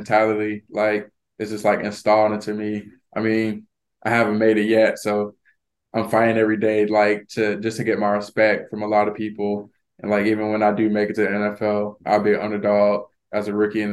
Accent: Florida, United States; moved away; I'm from Florida

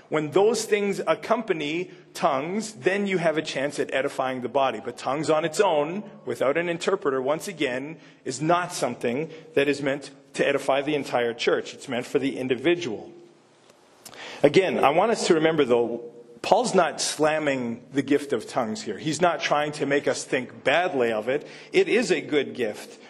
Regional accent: Canada; accent: Canadian; moved away as an adult; I'm speaking Canadian

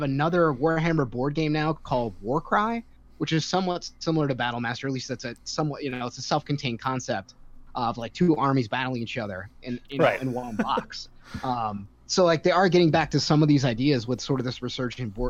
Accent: New York, United States; now in Raleigh, United States; I'm a New Yorker. I don't know if it's obvious from my voice, but I'm not native to Raleigh

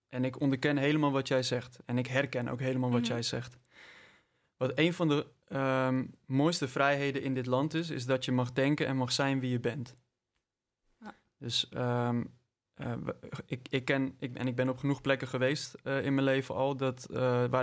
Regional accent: North Brabant, Netherlands; Ik kom uit Brabant trouwens.

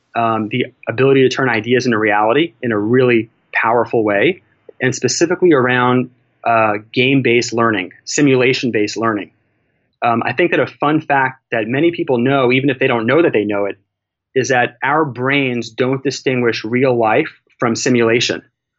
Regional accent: New York, United States; I did everything from elementary school to high school and college, growing up in New York, to a really good family.

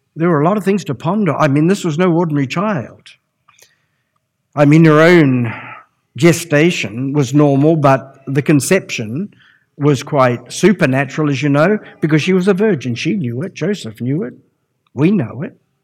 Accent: Palmerston North, Manawatū-Whanganui, New Zealand; I was brought up in the Lynn District Gospel Hall

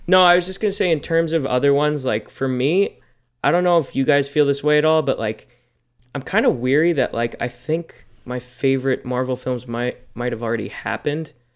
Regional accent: United States; I am also American

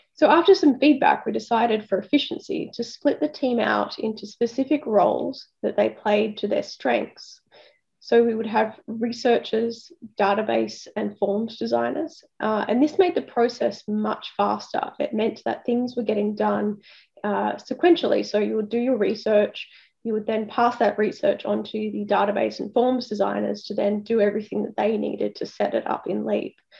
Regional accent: Sydney, New South Wales, Australia; I'm actually from Sydney, so I, I, grew up about 40 minutes south of the city in an area called uh, the Sutherland Shire

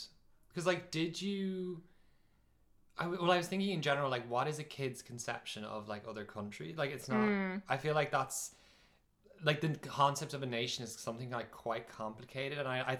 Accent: Ireland; now in Norway; as an Irish person

